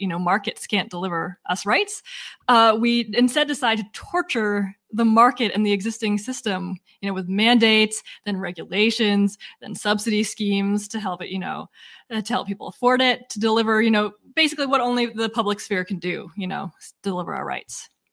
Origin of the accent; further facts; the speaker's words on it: Massachusetts, United States; we're from Massachusetts